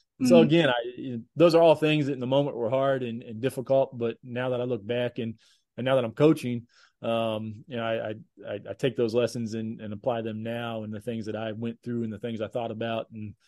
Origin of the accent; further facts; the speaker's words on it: Johnson City, Tennessee, United States; born there; it was at East Tennessee State University in Johnson City, Tennessee, which is where I was born in Tennessee and where my mom grew up.